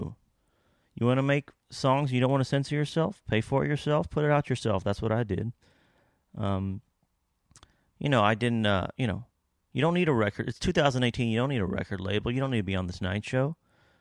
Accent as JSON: {"language": "English", "region": "Kentucky", "country": "United States", "said": "Ohio right above Kentucky, where I'm from"}